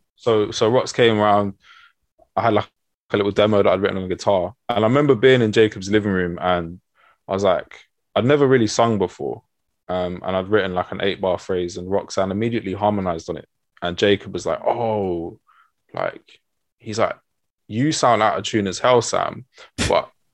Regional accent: London, United Kingdom; I was born in North London in uh, Camden

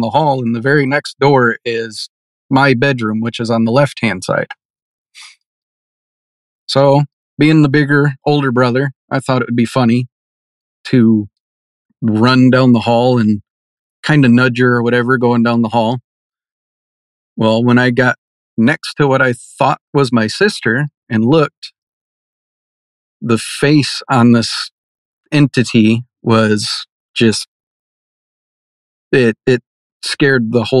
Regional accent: Michigan, United States; growing up in Michigan, as a kid, I was a big Michigan Wolverines fan.

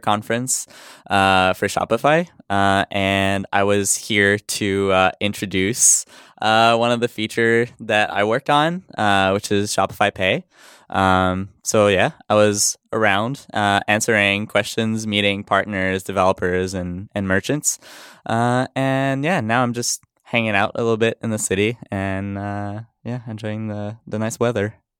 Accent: Montreal, Quebec, Canada; first language French; English is a second language; I'm from Montreal. Yeah, so my first language is French

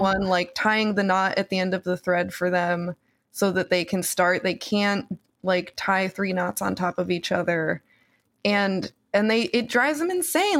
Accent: New Jersey, United States; my New Jersey public school

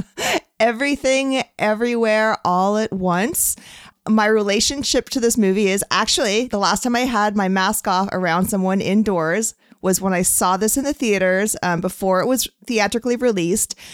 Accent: California, United States; I'm a Californian

